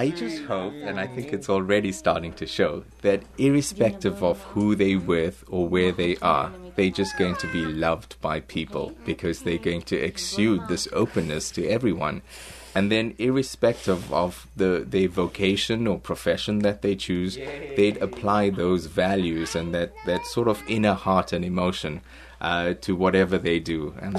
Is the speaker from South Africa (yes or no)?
yes; South Africa; These are chapatis, also known as rotis. And we grew up eating this in South Africa.